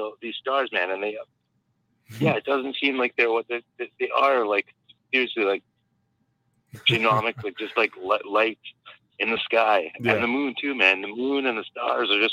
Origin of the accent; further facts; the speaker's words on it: British Columbia, Canada; I'm from British Columbia, the west coast